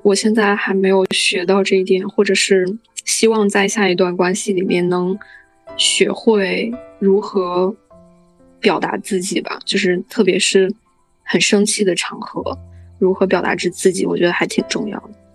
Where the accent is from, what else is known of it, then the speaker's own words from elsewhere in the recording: China; 从我们中国人的角度来说